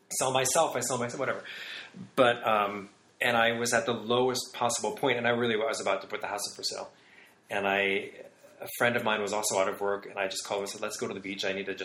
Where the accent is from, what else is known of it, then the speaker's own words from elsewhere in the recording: Michigan, United States; moved away; When this was in the 70s, growing up in Michigan.